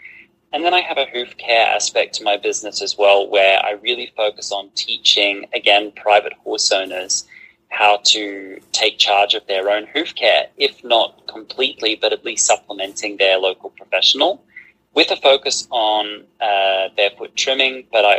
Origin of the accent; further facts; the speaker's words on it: Australia; now in Andalusia, Spain; I am an Australian horse trainer and hoof care provider currently living in Andalusia in southern Spain.